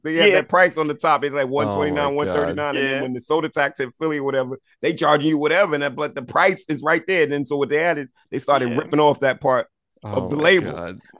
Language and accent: English; Barbados; And I'm not Trinity, but you know, I'm Bayesian.